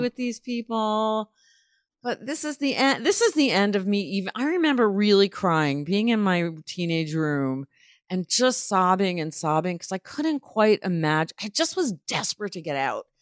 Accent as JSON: {"language": "English", "town": "New Haven", "region": "Connecticut", "country": "United States", "tie": "born or raised there", "also_born_or_lived": "Providence, Rhode Island / New York", "moved": "as an adult", "lives_now": "Los Angeles, United States", "said": "I grew up in Providence, Rhode Island, and New Haven, Connecticut. My teenage years were in New Haven"}